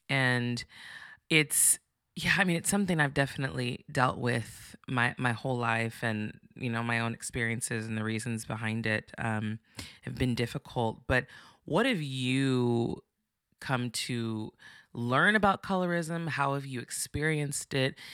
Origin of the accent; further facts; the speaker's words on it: Santa Barbara, California, United States; I'm from Santa Barbara